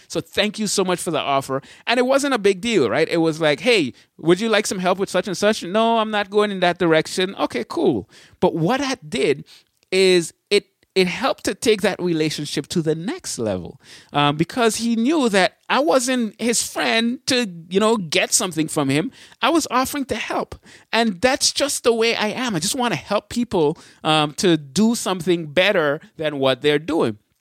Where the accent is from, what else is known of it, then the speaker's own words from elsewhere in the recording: Berrien Springs, Michigan, United States; I say I'm from Michigan. And when they ask, "Where, hey, where in Michigan?" It's always the same thing. I say, "Berrien Springs, Michigan."